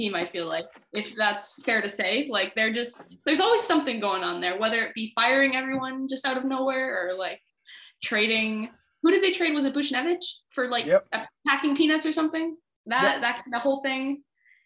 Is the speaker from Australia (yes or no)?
no; Canada; a Canadian hockey fan